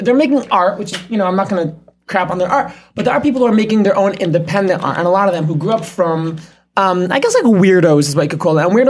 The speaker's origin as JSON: {"language": "English", "town": "New York City", "region": "New York", "country": "United States", "said": "So I am coming from Flatbush. I was in the Mir Yeshiva on Ocean Parkway."}